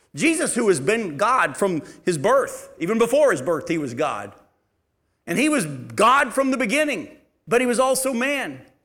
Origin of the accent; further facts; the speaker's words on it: United States